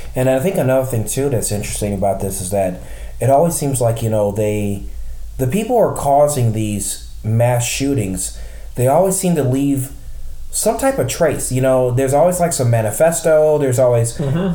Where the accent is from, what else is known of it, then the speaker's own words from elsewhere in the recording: Midwest, United States; I'm from the Midwest. I'm from one of the largest towns we're in in the United States